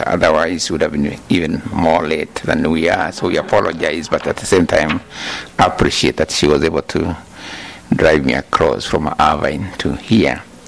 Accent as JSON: {"language": "English", "country": "Kenya", "tie": "born or raised there", "also_born_or_lived": "Makerere, Uganda", "moved": "as an adult", "said": "I was born in Kenya, as you are told, in 1938"}